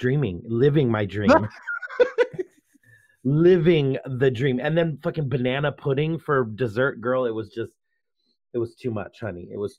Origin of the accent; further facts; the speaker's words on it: Virginia, United States; moved away as an adult; Well, I lived in Virginia. I grew up in Virginia from like